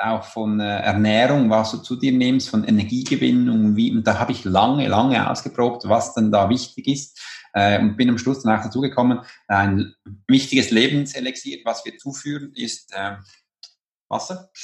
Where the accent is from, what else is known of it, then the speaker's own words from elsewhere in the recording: Switzerland; bei uns in der Schweiz